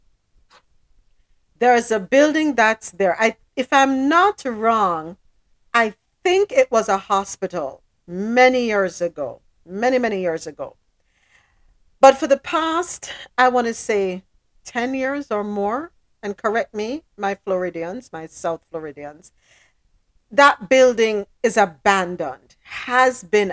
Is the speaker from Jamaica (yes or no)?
yes; Jamaica; moved away; I'm from Jamaica